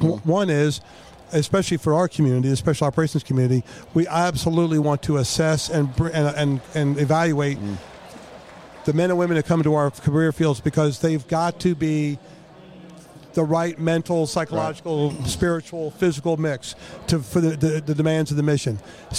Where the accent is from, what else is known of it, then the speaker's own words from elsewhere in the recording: Bethesda, Maryland, United States; Bethesda, Maryland.